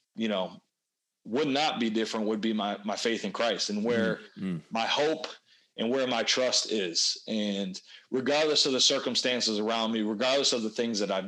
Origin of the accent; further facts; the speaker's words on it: Wisconsin, United States; play for my hometown team